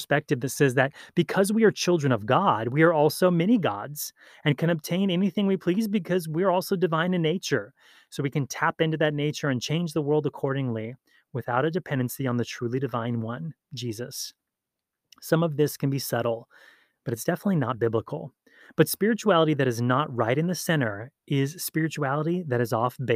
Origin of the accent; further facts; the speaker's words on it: Hawaii, United States; Growing up in Hawaii